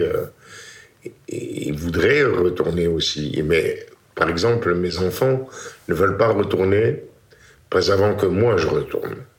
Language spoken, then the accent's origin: French; Constantine, Constantine Province, Algeria; moved away as an adult; also born or lived in Paris; now in France; né le 11 décembre 1938 à Constantine, Algérie